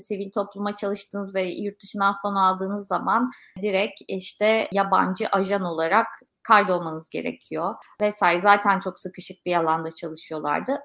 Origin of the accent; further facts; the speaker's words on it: Turkey; Kendime de bir Türk olarak eleştirel bakıyorum hep.